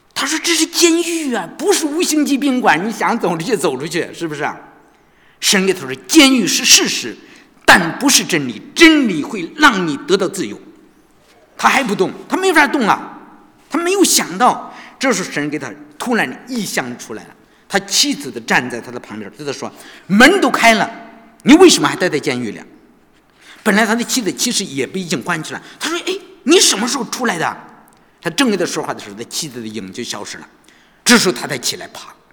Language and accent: Chinese; China; 我们中国人好像都知道，